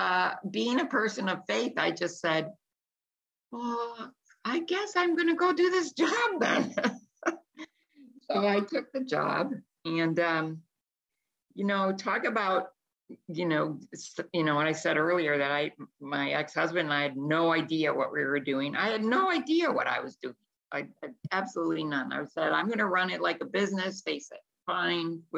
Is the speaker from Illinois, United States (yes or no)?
yes; Chicago, Illinois, United States; moved away; also born or lived in Newport Beach, California / Florida; I was born in Chicago, and I studied business at Roosevelt University